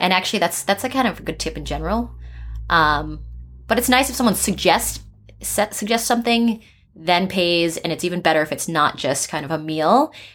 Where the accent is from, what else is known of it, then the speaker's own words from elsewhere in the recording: East Coast, United States; now in San Francisco, United States; I'm from the East Coast, and I've lived in four different countries